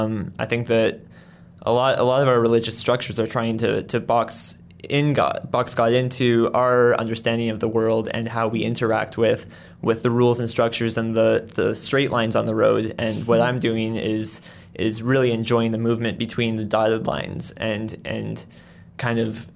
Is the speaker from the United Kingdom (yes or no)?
no; Colombia; born there; I was born in, my parents were missionaries in, mm-hmm. in Colombia. So I was born in Colombia